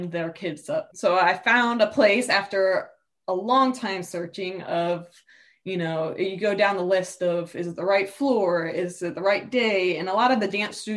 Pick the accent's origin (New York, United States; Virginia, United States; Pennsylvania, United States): Virginia, United States; Newport News; I was growing up in Newport News